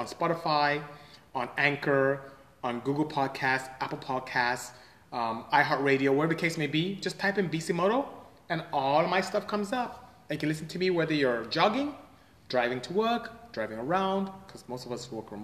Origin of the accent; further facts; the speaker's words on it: Nigeria; now in United States; I come from West Africa, from Nigeria.